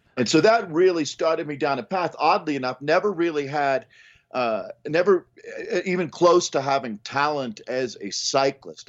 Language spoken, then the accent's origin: English; Boulder, Colorado, United States; I grew up in South Boulder where Chris Weary grew up